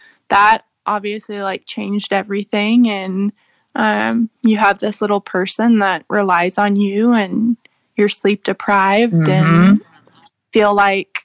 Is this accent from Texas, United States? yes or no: yes; San Antonio, Texas, United States; I grew up in San Antonio